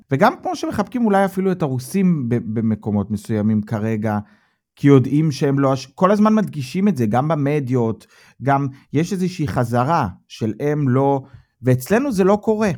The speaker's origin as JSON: {"language": "Hebrew", "country": "Israel", "moved": "yes", "lives_now": "Germany", "said": "אנחנו בתור ישראלים"}